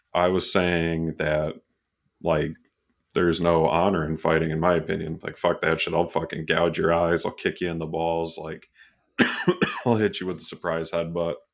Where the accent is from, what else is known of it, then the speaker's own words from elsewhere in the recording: Canajoharie, New York, United States; We had Iroquois Lanes and Candajahary where I grew up.